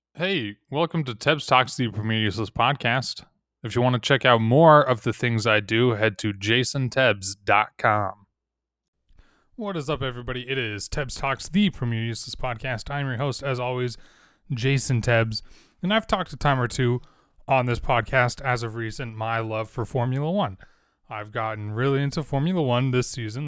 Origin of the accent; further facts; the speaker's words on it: Wasatch Front, Utah, United States; growing up in Wasatch Front, Utah